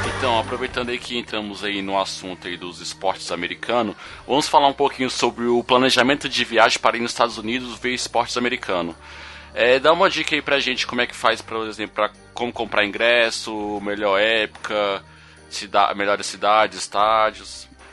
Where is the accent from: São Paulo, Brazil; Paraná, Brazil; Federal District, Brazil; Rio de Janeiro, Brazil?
Federal District, Brazil; Brasília; Eu, o Bruno e o X, nós somos de Brasília